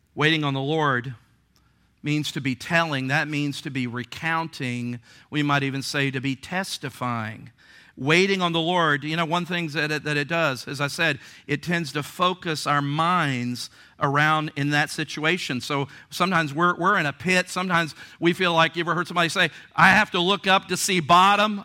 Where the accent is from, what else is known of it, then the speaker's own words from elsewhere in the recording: Virginia Beach, Virginia, United States; growing up in Virginia Beach or here on the coast